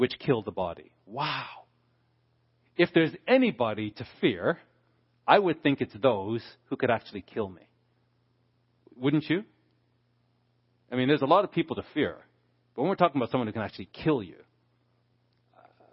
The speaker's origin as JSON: {"language": "English", "country": "Canada", "said": "Being a Canadian"}